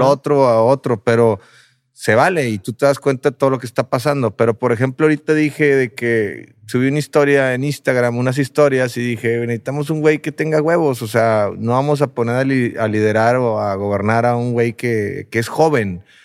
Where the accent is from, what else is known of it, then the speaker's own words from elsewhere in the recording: Monterrey, Nuevo León, Mexico; somos de Monterrey